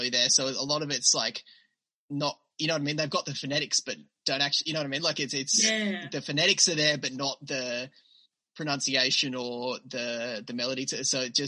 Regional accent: Australia; accent: Australian

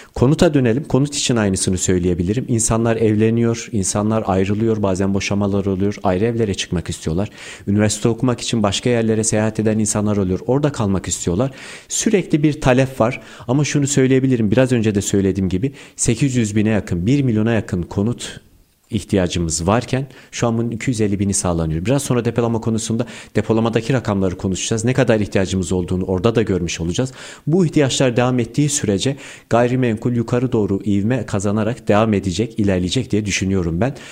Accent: Erzurum, Turkey; now in Istanbul, Turkey; 1994 Erzurum doğumluyum.

